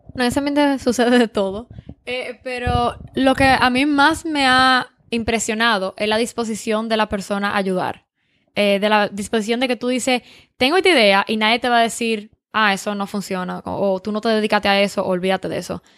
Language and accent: Spanish; Dominican Republic; now in California, United States; yo soy dominicana